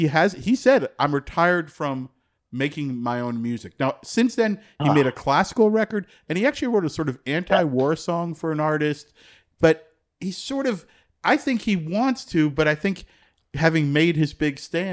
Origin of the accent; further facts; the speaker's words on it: New Jersey, United States; I grew up in New Jersey